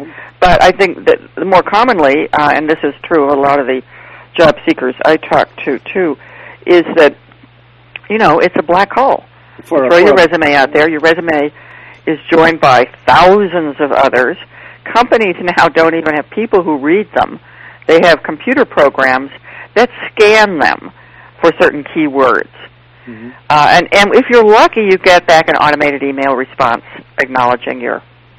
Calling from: Charlottesville, Virginia, United States; I am in Charlottesville, Virginia.

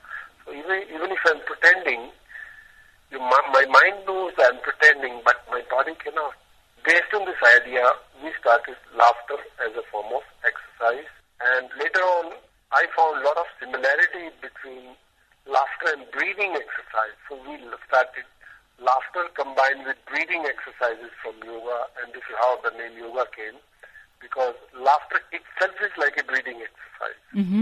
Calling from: Mumbai, Maharashtra, India; I'm calling from India.

